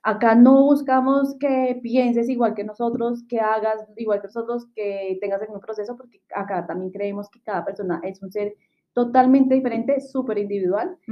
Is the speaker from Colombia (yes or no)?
yes; Bogotá, Colombia; also born or lived in Chile; las dos somos hermanas, somos de Bogotá, Colombia